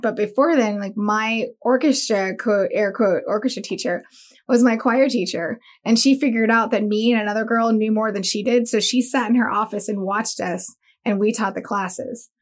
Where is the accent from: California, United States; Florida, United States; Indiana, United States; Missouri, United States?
Florida, United States; Daytona Beach; also born or lived in Miami; I was born in Miami and raised in Daytona.